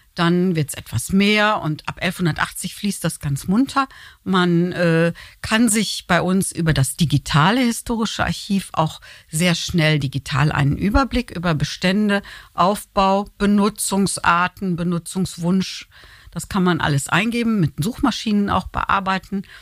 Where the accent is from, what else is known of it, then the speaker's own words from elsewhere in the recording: North Rhine-Westphalia, Germany; now in Cologne, Germany; ich bin Westfälin